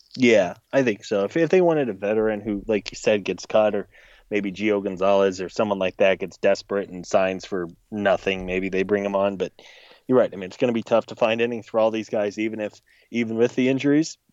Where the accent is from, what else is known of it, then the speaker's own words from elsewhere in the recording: Missouri, United States; I grew up in Missouri